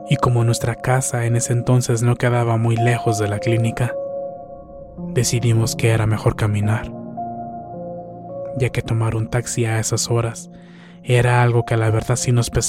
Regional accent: La Junta, Chihuahua, Mexico; Yo soy de la Junta, Chihuahua.

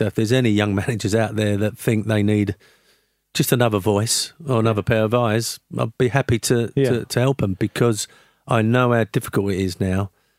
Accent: Canning Town, London, United Kingdom; also born or lived in Forest Gate; West Ham, I was born in Forest Gate, brought up in Canning Town, West Ham boy.

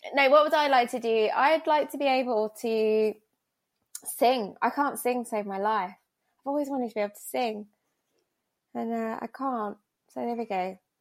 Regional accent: Essex, East of England, United Kingdom; I grew up in Essex as well

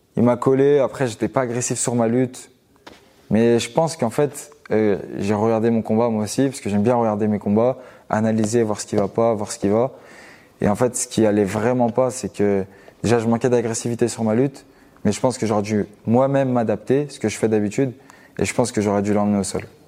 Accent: Givors, Auvergne-Rhône-Alpes, France; à Givor, c'est la ville où, où je vis actuellement et là où j'ai grandi. C'est à vingt kilomètres de Lyon

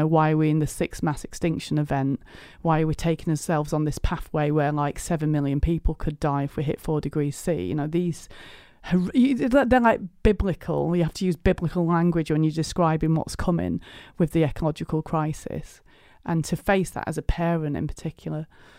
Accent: South Elmsall, Yorkshire and the Humber, United Kingdom; now in Stroud, United Kingdom; I live in Stroud in Gloucestershire, but I migrated to the south, but I'm from South Yorkshire, West Yorkshire border. South Emsall I'm from, actually, which is like the desolate north, isn't it?

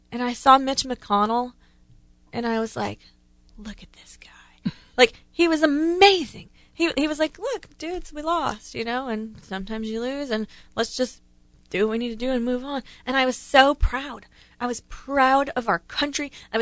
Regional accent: Ohio, United States; I grew up in Ohio

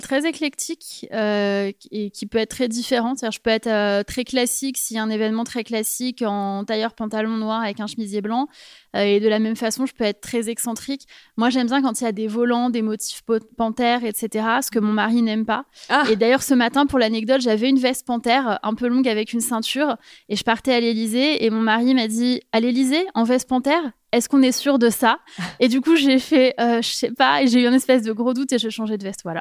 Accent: Paris, Île-de-France, France; moved away as an adult; je suis parisienne

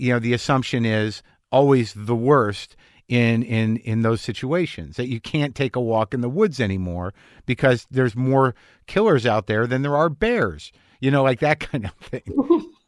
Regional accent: New Mexico, United States; moved away; also born or lived in Boston area; growing up in New Mexico

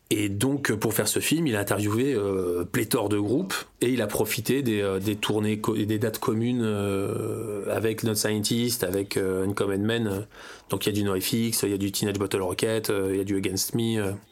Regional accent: Washington, District of Columbia, United States; born there; il me dit, mais t'es, t'es d'où, toi, avec cet accent-là T'es de Californie Je lui dis, non, non, non, je suis, je suis, je suis, je suis né à Washington.

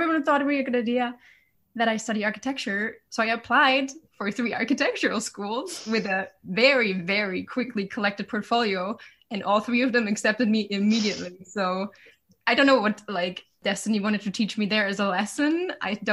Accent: Germany; originally I'm from Germany, like a smaller city

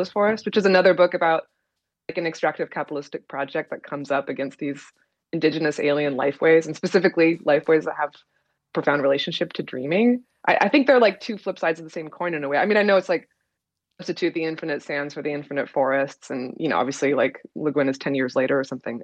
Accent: Oregon, United States; I'm from Oregon

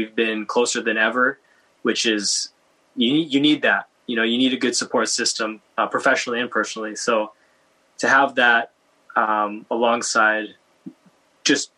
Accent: Vancouver, British Columbia, Canada; me growing up in Vancouver

